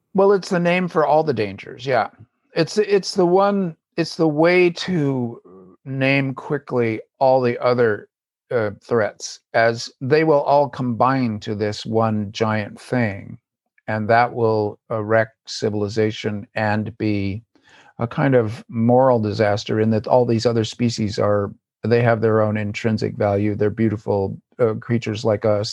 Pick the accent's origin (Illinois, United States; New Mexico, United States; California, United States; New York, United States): California, United States; Southern; also born or lived in Davis, California; I live in Davis, California, and grew up in Southern California